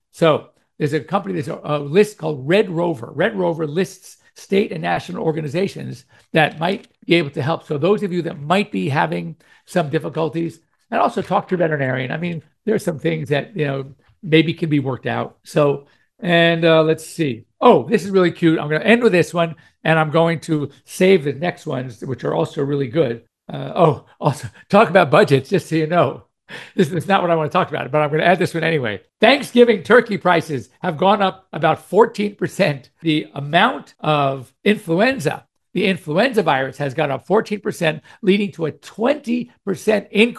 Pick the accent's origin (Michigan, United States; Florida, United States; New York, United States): New York, United States; moved away; I'm from New York originally, but we moved to California in 1962.